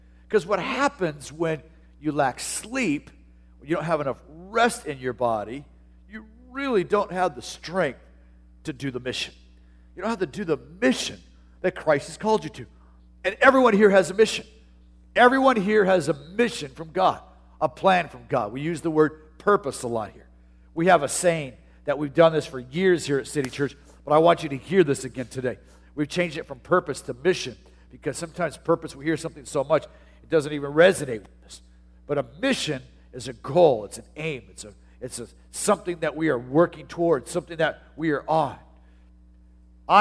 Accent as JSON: {"language": "English", "town": "Tucson", "region": "Arizona", "country": "United States", "tie": "born or raised there", "also_born_or_lived": "Portland", "moved": "as an adult", "said": "my hometown in Tucson, Arizona"}